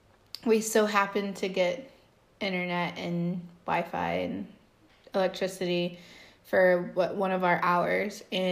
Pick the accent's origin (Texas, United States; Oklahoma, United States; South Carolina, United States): Texas, United States; us Texans.